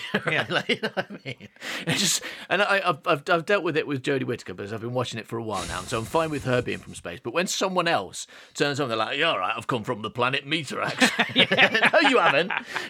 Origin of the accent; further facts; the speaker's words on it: Coalville, East Midlands, United Kingdom; accent: northern; That's because we grew up in a place with a fairly strong northern accent. Although we're from the Midlands, Coville has a weird northern accent in the middle of Leicestershire.